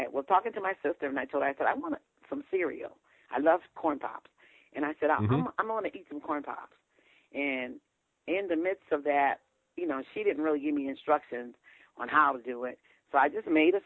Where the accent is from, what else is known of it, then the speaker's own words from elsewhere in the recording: Ohio, United States; moved away; I'm from Ohio